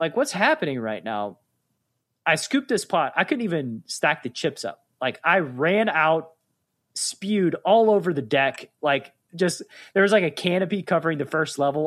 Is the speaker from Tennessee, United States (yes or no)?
yes; Chattanooga, Tennessee, United States; also born or lived in Atlanta, Georgia; I moved from Atlanta back to my hometown of Chattanooga, Tennessee